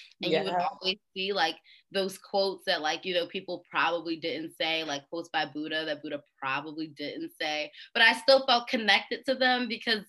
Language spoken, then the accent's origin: English; Philadelphia, Pennsylvania, United States; I'm from Philly